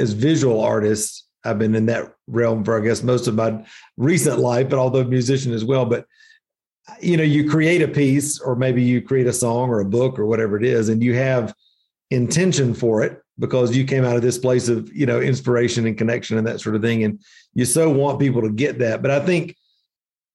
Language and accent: English; the Bible Belt, United States; moved away as an adult; now in Asheville, United States; growing up in the Bible Belt